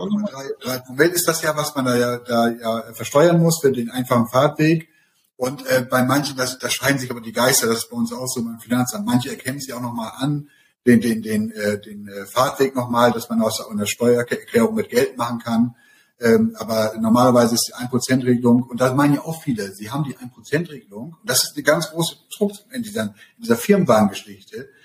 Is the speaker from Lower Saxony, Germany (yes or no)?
yes; Emden, Lower Saxony, Germany; also born or lived in Hamburg; Ich komme ja aus Emden